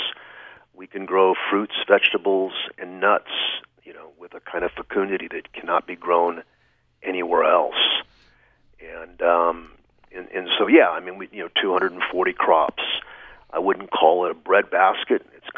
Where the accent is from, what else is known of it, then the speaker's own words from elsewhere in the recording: Fresno, California, United States; I grew up in the suburbs of Fresno